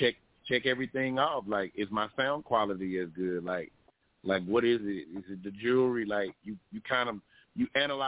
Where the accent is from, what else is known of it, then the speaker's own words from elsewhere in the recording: Athens, Georgia, United States; moved away as an adult; also born or lived in Texas (Killeen); now in Augusta, United States; I'm originally from Athens, Georgia.